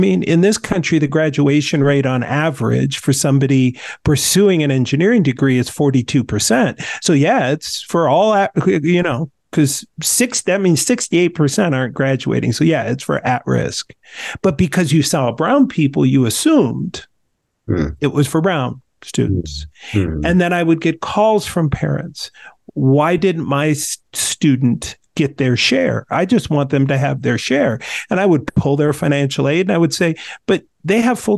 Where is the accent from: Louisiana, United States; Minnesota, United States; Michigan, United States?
Minnesota, United States; being a Minnesotan